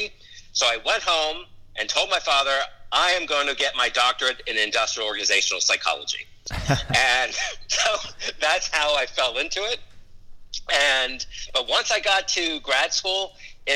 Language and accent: English; Los Angeles, California, United States; also born or lived in New York City; now in Charlotte, United States; I was born in New York City, but I grew up in Los Angeles